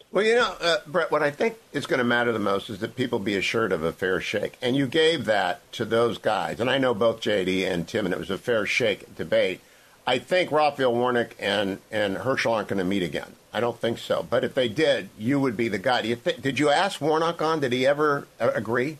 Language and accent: English; Ohio, United States; my home state of Ohio